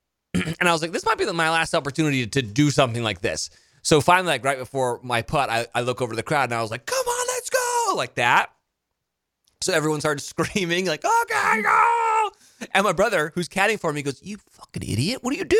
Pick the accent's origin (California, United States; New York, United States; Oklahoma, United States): New York, United States; New York City; They're like, man, where are you from? New York City. New York City.